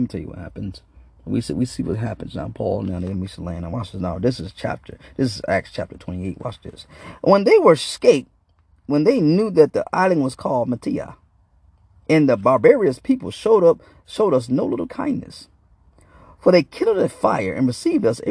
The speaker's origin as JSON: {"language": "English", "region": "Arkansas", "country": "United States", "moved": "yes", "lives_now": "Michigan, United States", "said": "I'm from Arkansas"}